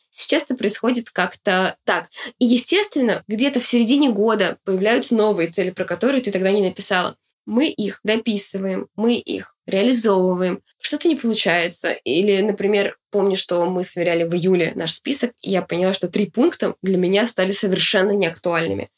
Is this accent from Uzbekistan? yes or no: yes; Uzbekistan; now in Ryazan, Russia; я родилась в Узбекистане, я росла в неполной семье